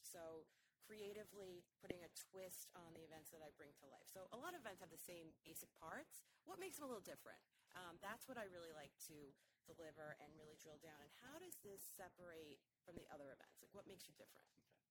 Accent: just north of New York City, United States; moved away as an adult; also born or lived in Manhattan, New York; now in Boston, United States; I grew up in New York, um, just north of New York City, and I went to college in New York as well

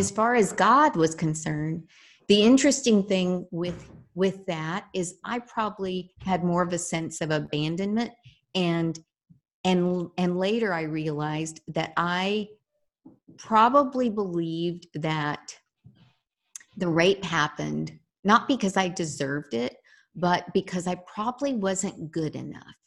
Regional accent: San Antonio, Texas, United States; I grew up here in San Antonio, Texas. Uh, I am a very proud Texan.

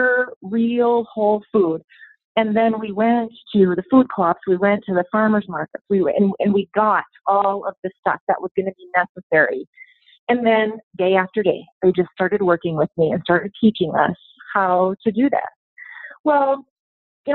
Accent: North Dakota, United States; I was raised in North Dakota. We had a small grain farm.

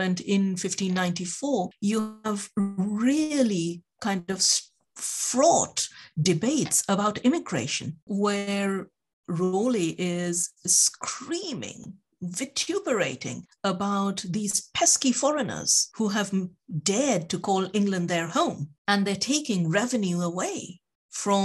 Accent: India; the country I come from India

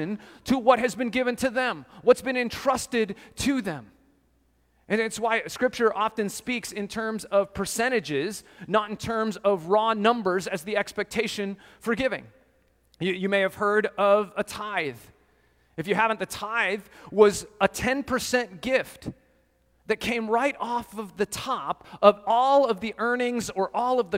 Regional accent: Colorado, United States; growing up in Colorado, I did lots of hiking in the mountains

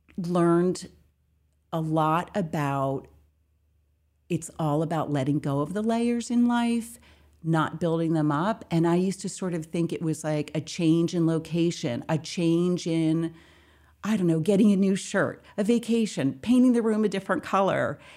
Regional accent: Bucks County, Pennsylvania, United States; I grew up in Bucks County, Pennsylvania, um, on a farm

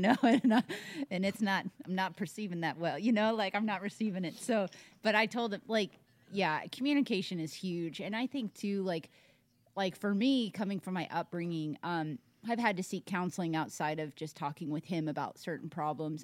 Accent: Tennessee, United States; moved away as an adult; now in Arizona, United States; born and raised in Tennessee, East Coast, moved out to Arizona, so I'm uprooted.

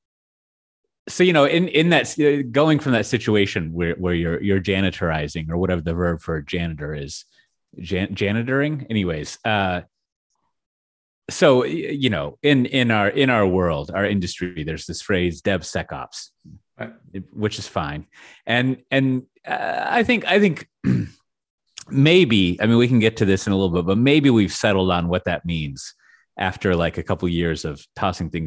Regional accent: United States; I as an American

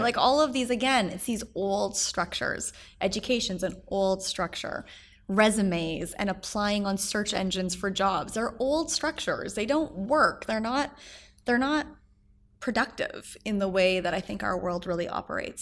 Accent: Edmonton, Alberta, Canada; moved away as an adult; also born or lived in Toronto; now in New York City, United States; when I moved to Toronto from Edmonton, where I'm from

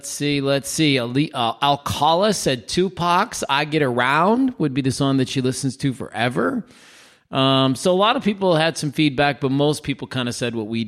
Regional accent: Minnesota, United States; I grew up in Minnesota

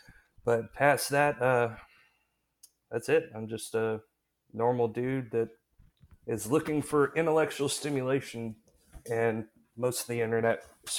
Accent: Louisiana, United States; I'm still a what we call down here a coonass, which means I am a Cajun.

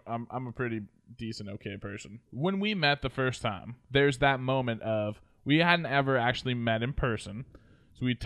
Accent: Oregon, United States; I'm from Oregon.

